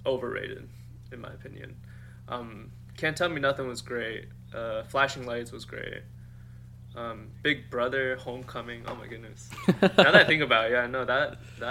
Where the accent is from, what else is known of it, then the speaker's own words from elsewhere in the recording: United States; growing up in America in high school